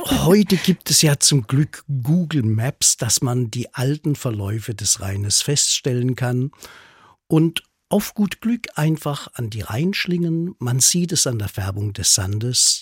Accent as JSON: {"language": "German", "area": "Black Forest", "region": "Baden-Württemberg", "country": "Germany", "said": "bei uns in der Region im Schwarzwald"}